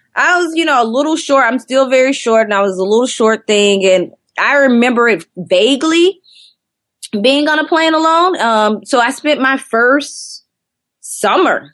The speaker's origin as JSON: {"language": "English", "town": "Athens", "region": "Georgia", "country": "United States", "tie": "born or raised there", "also_born_or_lived": "Atlanta, Georgia", "moved": "as an adult", "lives_now": "Brooklyn, United States", "said": "I'm born and raised in Athens, Georgia, which is about 45 minutes outside of Atlanta."}